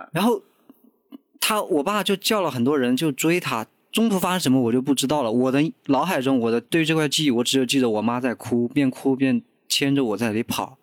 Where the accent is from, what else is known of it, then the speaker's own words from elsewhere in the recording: Hunan, China; 我的老家是湖南一个很偏僻的一个农村，山嗯村，山村